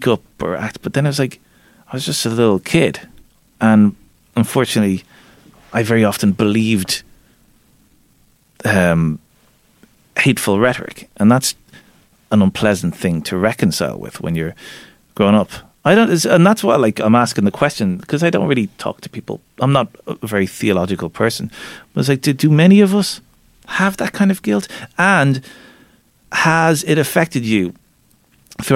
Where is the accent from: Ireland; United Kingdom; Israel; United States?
Ireland; my experiences growing up as an Irish Catholic